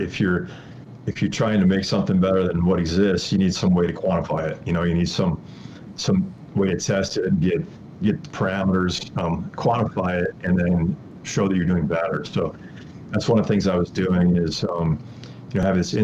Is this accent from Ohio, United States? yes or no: no; Wisconsin, United States; moved away as an adult; now in Colorado, United States; I actually grew up in Wisconsin.